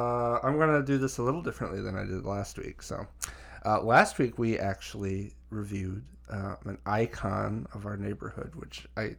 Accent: Colorado, United States; we're from Colorado

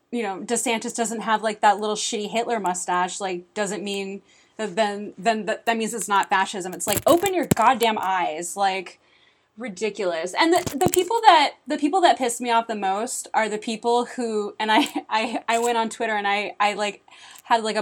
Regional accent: Hawaii, United States; born there; Like I was born in Hawaii.

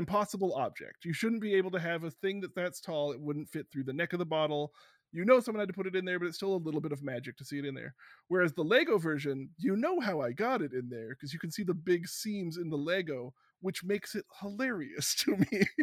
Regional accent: Canada; I'm so Canadian

